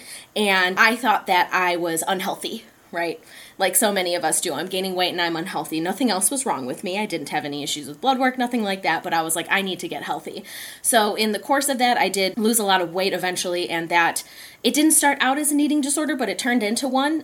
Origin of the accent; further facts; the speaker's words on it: Chicagoland area, Illinois, United States; moved away as an adult; now in Madison, United States; We're both from the Chicagoland area. She's from Chicago proper, and I'm from the outermost suburbs.